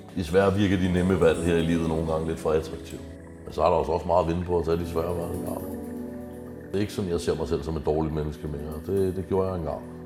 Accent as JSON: {"language": "Danish", "area": "Stevns", "region": "Zealand", "country": "Denmark", "tie": "born or raised there", "also_born_or_lived": "Christianshavn, Copenhagen", "moved": "yes", "said": "Jeg er fra Carisa, jeg føler vokset op på Stævns. Jeg skal tilbage til, til Stævns igen"}